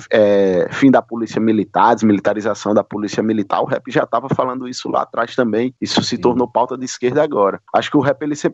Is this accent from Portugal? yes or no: no; Alagoas, Brazil; Então, é, eu sou aqui de, de Alagoas, não né? sou da terra do, dos calheiros.